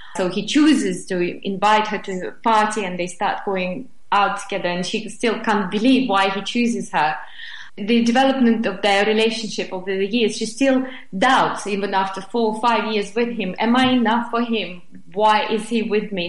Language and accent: English; Moscow, Russia; English is a second language; now in England; I was born and raised in Moscow